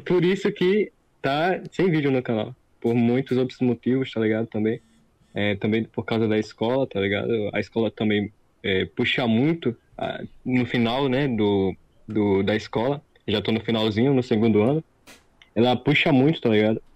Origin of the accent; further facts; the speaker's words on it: Northeast Region, Brazil; Eu sou do Nordeste